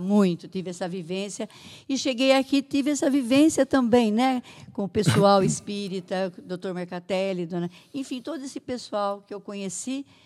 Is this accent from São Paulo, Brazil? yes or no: yes; Santa Adélia, São Paulo, Brazil; now in Araras, Brazil; eu sou da cidade de Santa Adélia, lá perto de Catanduva